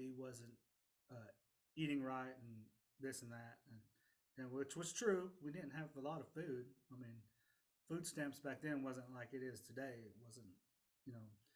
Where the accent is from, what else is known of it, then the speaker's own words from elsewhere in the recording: Hominy, Oklahoma, United States; also born or lived in Tulsa, Oklahoma; I was born in Tulsa, Oklahoma, and I moved when I was 8 into the foster care system to Hominy, Oklahoma, which is Osage County. And I finished school there until I graduated